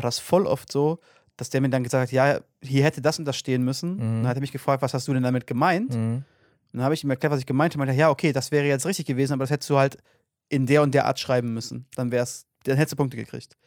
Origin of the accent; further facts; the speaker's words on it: North Rhine-Westphalia, Germany; wir kommen ja aus NRW ähm, und hier gibt es ja Gesamtschulen